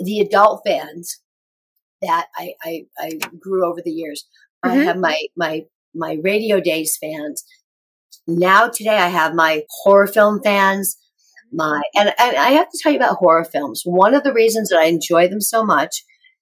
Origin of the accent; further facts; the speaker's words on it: Rockford, Illinois, United States; moved away; I'm going back to Rockford, Illinois, my hometown.